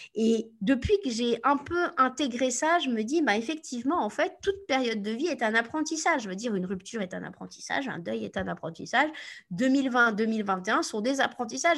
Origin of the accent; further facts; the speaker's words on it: Normandy, France; also born or lived in United States; Je viens de Normandie, donc autant vous dire que voilà, je suis, pas, je suis pas du Sud.